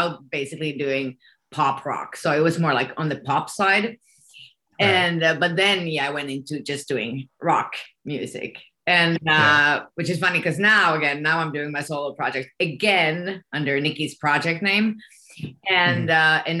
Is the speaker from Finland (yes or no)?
yes; Finland; accent: Finnish English; first language Swedish; English is a second language; Swedish is my first language. Yeah, I'm Finnish-Swedish.